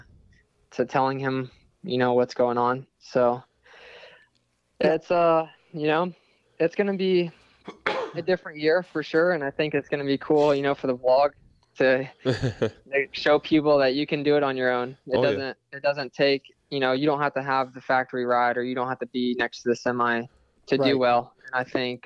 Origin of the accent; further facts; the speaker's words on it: Florida, United States; born and raised in Florida. I've been here pretty much my whole life